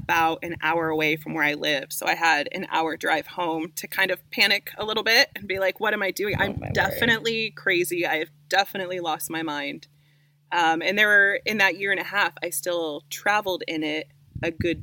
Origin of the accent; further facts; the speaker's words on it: Indiana, United States; moved away as an adult; I'm originally from Indiana. I grew up on a homesteading farm there